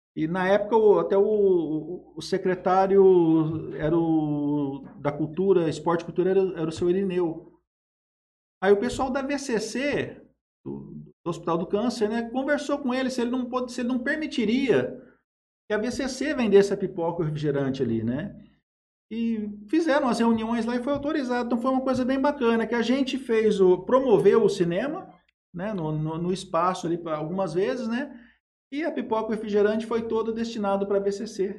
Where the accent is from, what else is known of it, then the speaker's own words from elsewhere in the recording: Jales, São Paulo, Brazil; also born or lived in Araçatuba; Eu nasci em Jales em 1977, eu estou com 45 anos. Sempre morei em Jales, né?